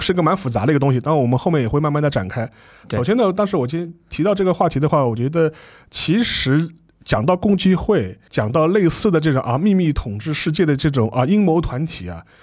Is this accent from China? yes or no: yes; China; 我们中国人